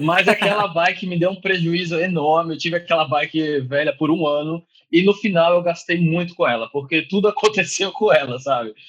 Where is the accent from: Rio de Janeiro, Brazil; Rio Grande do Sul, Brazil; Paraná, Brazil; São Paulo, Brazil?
São Paulo, Brazil; moved away as an adult; now in Dublin, Ireland; eu sou de São Paulo